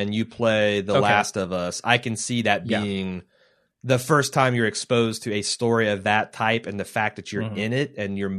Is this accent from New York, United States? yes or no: yes; New York, United States; Me being a New Yorker, I'm curious to know if you've been to New York, and if so, what did you think of the Big Apple?